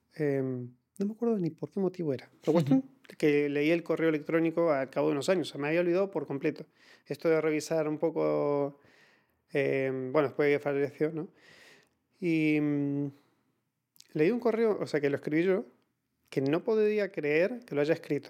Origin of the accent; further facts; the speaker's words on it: Argentina; los argentinos tendemos a hablar muchísimo